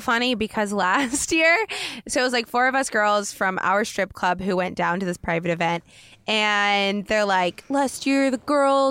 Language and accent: English; Oregon, United States; moved away as an adult; now in Los Angeles, United States; growing up in Oregon